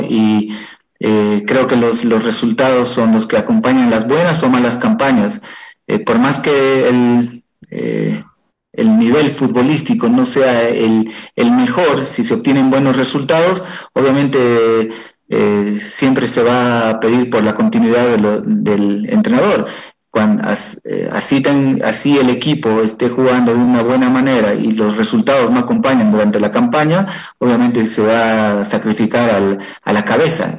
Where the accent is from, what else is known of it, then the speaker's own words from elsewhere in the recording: Cochabamba, Bolivia; moved away as an adult; also born or lived in Ecuador; vine a radicar en mi ciudad natal, de donde soy originario